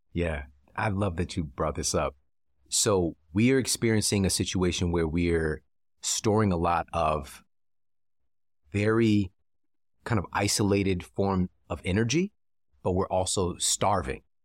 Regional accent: St. Louis, Missouri, United States; I'm from Saint Louis

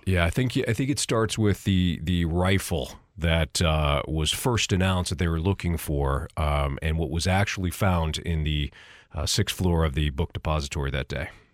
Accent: San Jose, California, United States; now in St. Louis, United States; From San Jose

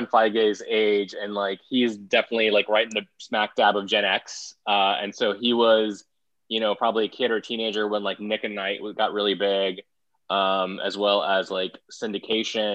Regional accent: India; moved away; I'm an immigrant myself. Growing up in India

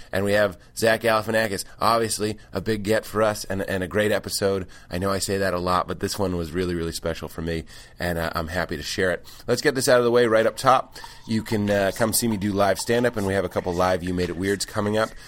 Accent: East Coast, United States; moved away; I'm from the East Coast.

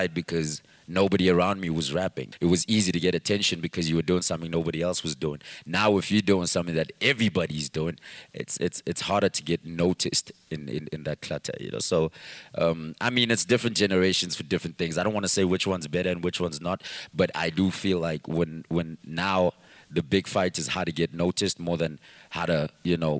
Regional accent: Katlehong, Gauteng, South Africa; I'm from Katlehong, and nobody was from there.

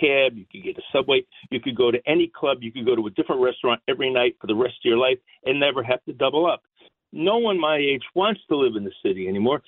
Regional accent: New Jersey, United States; also born or lived in Michigan; I grew up in New Jersey

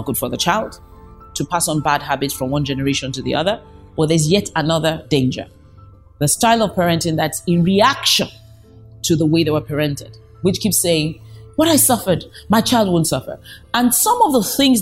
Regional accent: Nigeria; I come from Nigeria

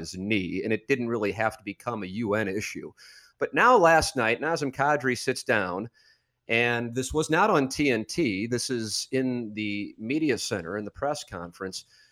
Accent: St. Louis, Missouri, United States; my hometown gets labeled as a city that can't support sports teams, like the way that Kroenke and Demoff painted St. Louis

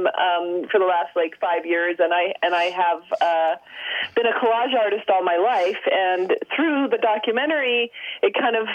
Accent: Los Angeles, California, United States; also born or lived in Texas; I grew up in Los Angeles. I was born in Texas, but I grew up in Los Angeles.

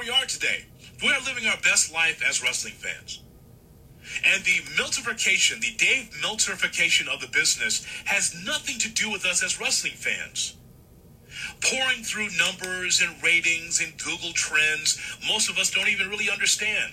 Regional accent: Chicago, Illinois, United States; I grew up in Chicago in the territory days

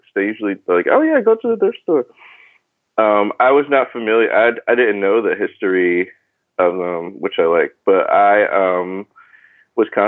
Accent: New Haven, Connecticut, United States; moved away as an adult; also born or lived in Philadelphia, Pennsylvania / Baltimore, Maryland; now in Brooklyn, New York, United States; I grew up in New Haven, Connecticut

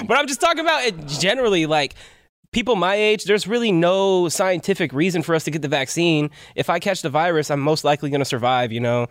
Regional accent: Palmdale, California, United States; I'm from Palmdale originally

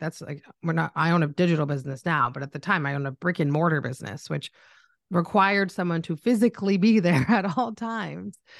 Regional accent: Canada; I'm Canadian, if anyone's picked it up in my voice

